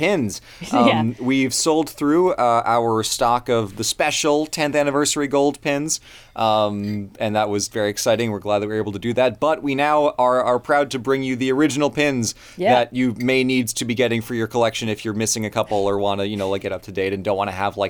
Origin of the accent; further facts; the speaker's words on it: United States; I was born in America